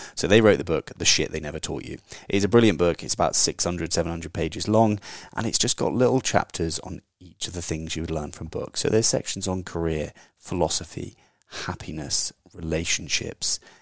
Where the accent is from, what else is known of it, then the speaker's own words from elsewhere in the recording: England, United Kingdom; I'm the English version of them